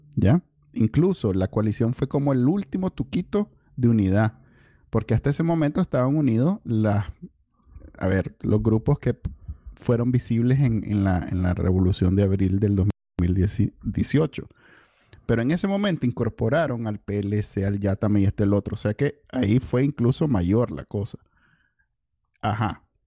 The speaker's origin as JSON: {"language": "Spanish", "country": "Nicaragua", "said": "así somos los Nica"}